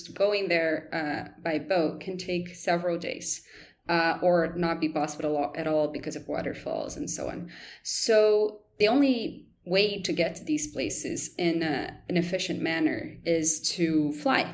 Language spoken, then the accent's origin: English; Rio de Janeiro, Brazil; I grew up in Rio, where I live right now.